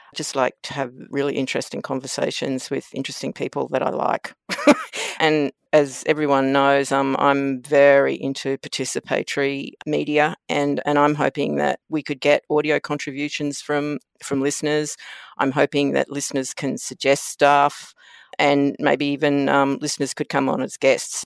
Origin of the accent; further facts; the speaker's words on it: Queensland, Australia; moved away as an adult; also born or lived in Canberra; now in Nerang, Australia; growing up in Sir Joe's police state